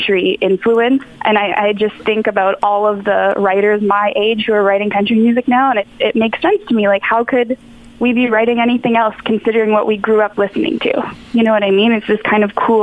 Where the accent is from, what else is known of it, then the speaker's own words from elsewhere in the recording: Ottawa, Ontario, Canada; in my hometown